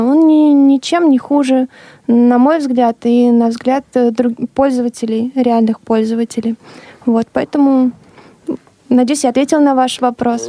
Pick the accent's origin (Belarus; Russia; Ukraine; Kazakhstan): Russia; Elektrostal, Moscow Oblast; Это мой родной город